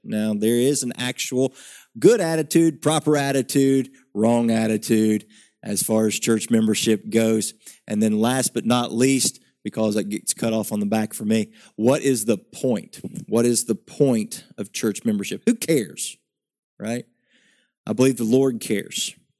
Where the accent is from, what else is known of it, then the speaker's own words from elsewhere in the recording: West Virginia, United States; I grew up in West Virginia, in the backwoods, in the hills of West Virginia